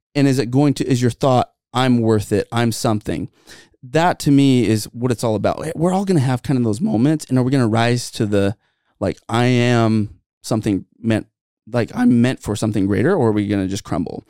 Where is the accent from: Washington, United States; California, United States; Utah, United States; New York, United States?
Utah, United States; Santa Clara; a guy that I grew up with in Santa Clara